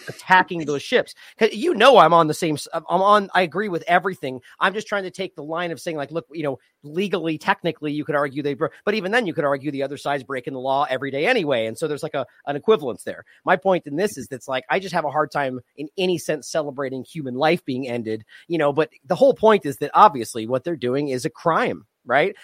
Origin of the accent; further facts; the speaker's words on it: United States; as an American